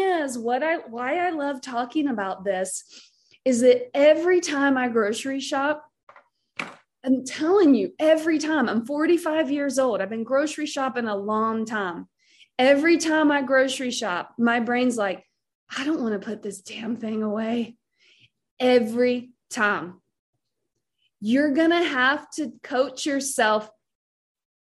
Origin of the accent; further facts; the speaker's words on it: Southern, United States; accent: Southern; my accent, like start talking about stuffing and mac and cheese, and I'm like all of a sudden Southern again.